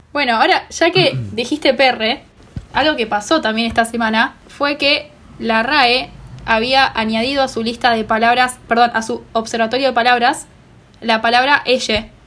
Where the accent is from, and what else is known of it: Rosario, Santa Fe, Argentina; born or raised there